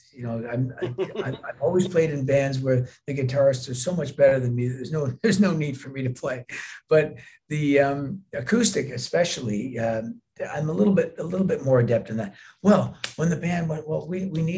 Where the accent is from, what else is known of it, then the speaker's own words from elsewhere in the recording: Canada; being Canadian, we share the same cultural background